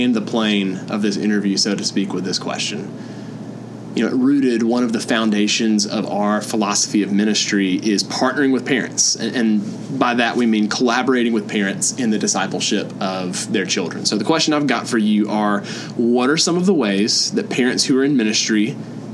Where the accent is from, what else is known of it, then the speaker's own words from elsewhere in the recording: Ellijay, Georgia, United States; I'm from Ellijay, Georgia, very close to Lookout Mountain